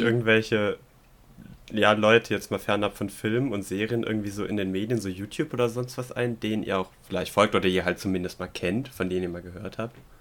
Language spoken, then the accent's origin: German; Swabia, Germany; als Schwabe